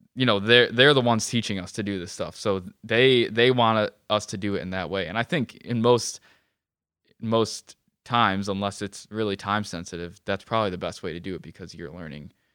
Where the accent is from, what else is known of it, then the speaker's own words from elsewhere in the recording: Webster, United States; I grew up in Webster